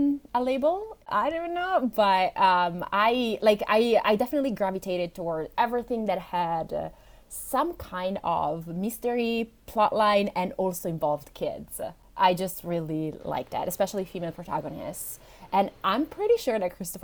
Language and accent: English; Italy; English is a second language; English is not my first language. I'm Italian.